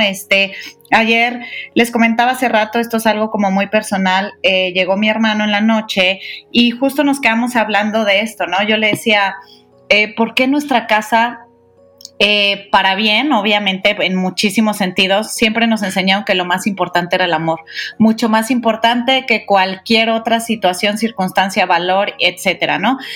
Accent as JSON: {"language": "Spanish", "town": "Guadalajara", "region": "Jalisco", "country": "Mexico", "said": "yo que soy de Guadalajara"}